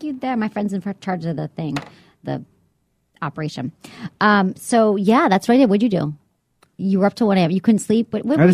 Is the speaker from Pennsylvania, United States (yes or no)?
no; Michigan, United States; now in San Francisco, United States; I grew up in Michigan